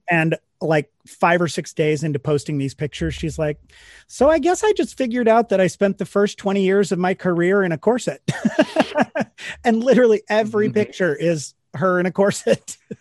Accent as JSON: {"language": "English", "region": "Missouri", "country": "United States", "moved": "yes", "lives_now": "New York, United States", "said": "Missouri, a couple hours north of Kansas City"}